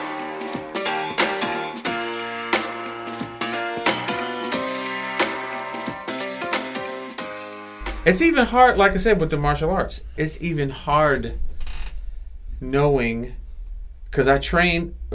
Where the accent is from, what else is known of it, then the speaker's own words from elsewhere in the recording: Philadelphia, Pennsylvania, United States; Growing up in South Philly, I've been fighting people